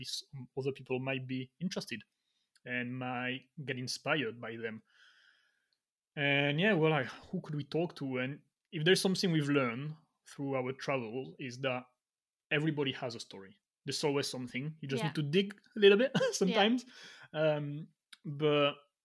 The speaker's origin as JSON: {"language": "English", "country": "France", "also_born_or_lived": "Miami / Australia / England", "moved": "yes", "said": "From France"}